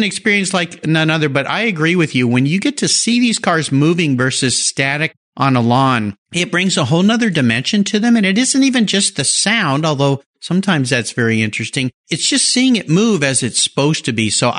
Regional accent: San Diego, California, United States; San Diego, my hometown

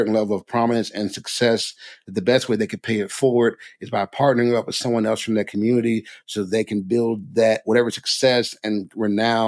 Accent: Jackson, Mississippi, United States; I grew up in Mississippi, right? Jackson, Mississippi

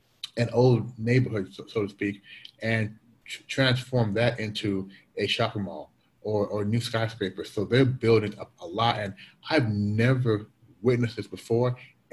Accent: Canada; Cliff, I am Canadian. I am a Canadian citizen.

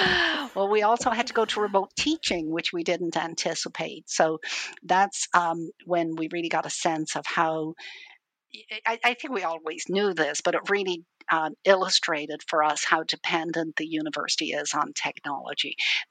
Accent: Dublin, Leinster, Ireland; I'm originally from Ireland. I grew up in Dublin, in Ireland.

